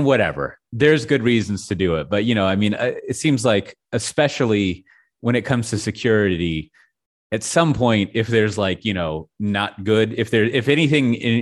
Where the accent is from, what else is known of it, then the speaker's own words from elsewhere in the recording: United States; I as an American